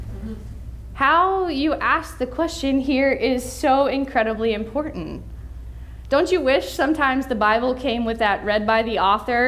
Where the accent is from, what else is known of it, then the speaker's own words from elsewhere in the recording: Western Pennsylvania, United States; now in Washington, D.C., United States; I'm from Western Pennsylvania